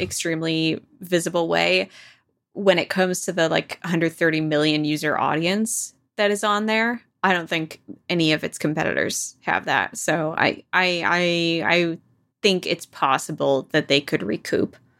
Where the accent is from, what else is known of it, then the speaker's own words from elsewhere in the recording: New York, United States; as a New Yorker